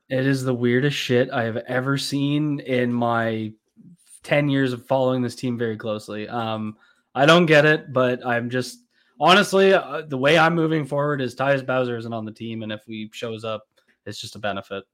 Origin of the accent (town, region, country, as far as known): Canada